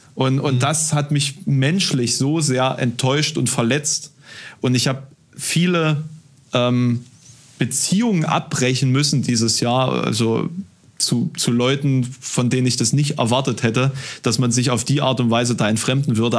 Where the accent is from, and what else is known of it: village near Halle, Saxony-Anhalt, Germany; born or raised there; now in Halle, Germany